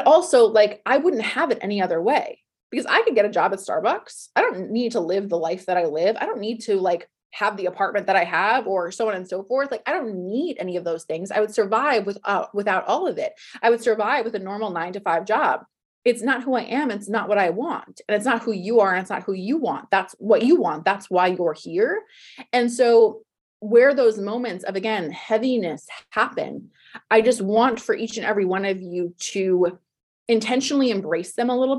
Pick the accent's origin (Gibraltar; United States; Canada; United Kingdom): United States; New Jersey; moved away as an adult; now in Los Angeles, United States; I'm from New Jersey. I lived in New Jersey till I was 33, 34.